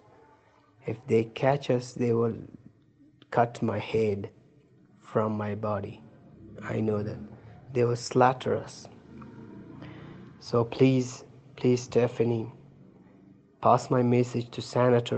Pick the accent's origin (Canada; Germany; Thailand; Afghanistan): Afghanistan; Kandahar; English is a second language; moved away as an adult; now in Kabul, Afghanistan; My hometown is in Kandahar City, but I came for United States visa. I'm living in Kabul now.